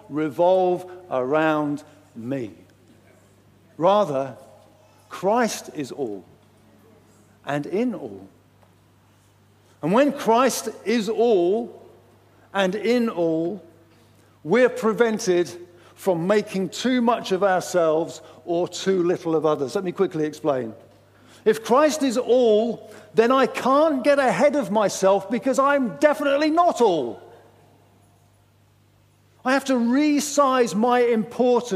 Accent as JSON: {"language": "English", "region": "England", "country": "United Kingdom", "said": "I am the least African person in the world. I am very English."}